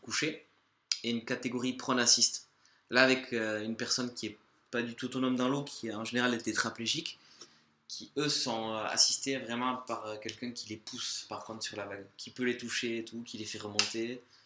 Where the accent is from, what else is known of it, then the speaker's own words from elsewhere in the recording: Larceveau, Nouvelle-Aquitaine, France; je suis originaire de Larcevaux, un petit village au cœur du Pays Basque, à côté de Saint-Jean-Pied-de-Port